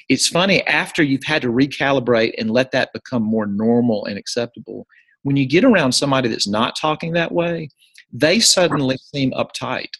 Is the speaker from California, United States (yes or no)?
no; Jackson, Mississippi, United States; This is at First Presbyterian Day School in my hometown, Jackson, Mississippi